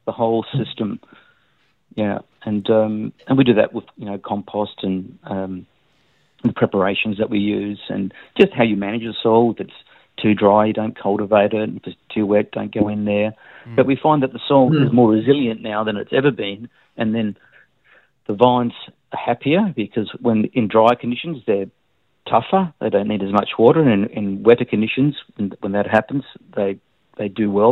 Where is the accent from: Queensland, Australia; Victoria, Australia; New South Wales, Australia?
Victoria, Australia; Melbourne; now in Tasmania, Australia; I was born in Melbourne